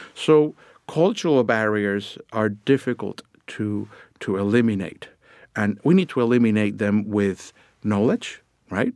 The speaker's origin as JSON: {"language": "English", "country": "Puerto Rico", "tie": "born or raised there", "moved": "yes", "said": "I grew up down in Puerto Rico"}